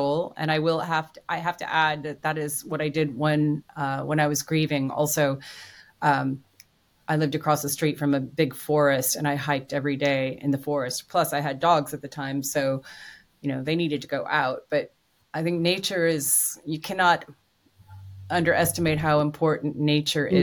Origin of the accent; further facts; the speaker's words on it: Iowa, United States; also born or lived in Malibu; I'm from Iowa